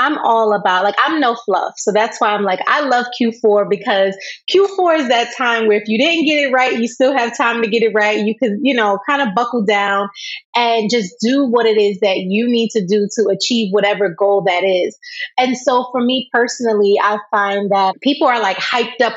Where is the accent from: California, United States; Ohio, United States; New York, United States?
New York, United States; I'm from New York